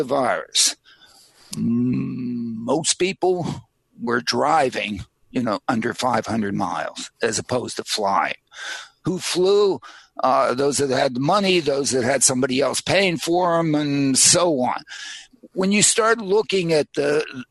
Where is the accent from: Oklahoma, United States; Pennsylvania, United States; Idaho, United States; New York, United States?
Pennsylvania, United States; Pittsburgh; now in Princeton, United States; I go to Pittsburgh every once in a while because I was raised in Pittsburgh